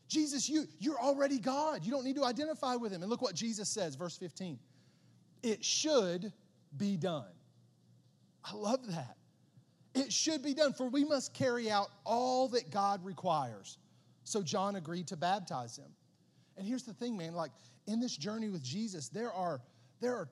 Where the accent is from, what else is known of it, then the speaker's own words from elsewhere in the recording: Southern West Virginia, United States; growing up in Southern West Virginia